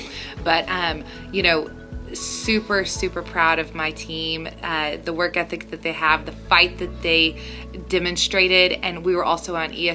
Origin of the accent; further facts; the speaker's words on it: Newcastle, Oklahoma, United States; Well, I grew up in Newcastle, Oklahoma.